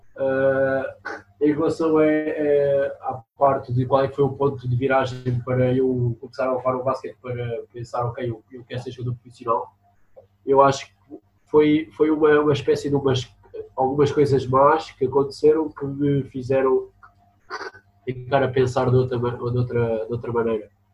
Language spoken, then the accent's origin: Portuguese; Lisbon, Portugal; also born or lived in Aveiro; eu nasci em Lisboa, depois vivi a Aveiro